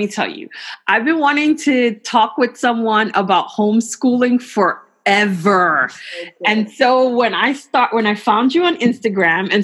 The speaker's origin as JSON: {"language": "English", "region": "New York", "country": "United States", "moved": "yes", "lives_now": "San Francisco Bay Area, United States", "said": "I too am in California, from New York originally"}